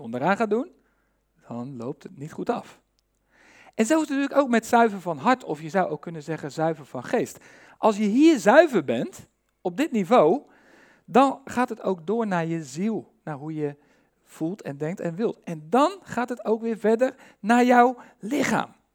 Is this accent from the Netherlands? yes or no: yes; Netherlands; wij als Nederlanders